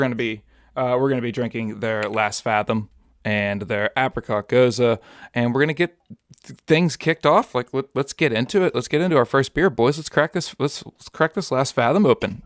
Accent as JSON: {"language": "English", "town": "Pittsburgh", "region": "Pennsylvania", "country": "United States", "tie": "born or raised there"}